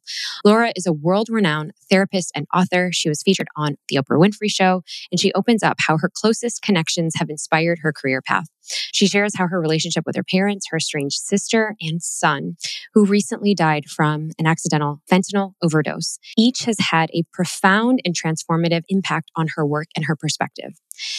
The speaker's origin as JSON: {"language": "English", "town": "Chicago", "region": "Illinois", "country": "United States", "tie": "born or raised there", "said": "my hometown of Chicago."}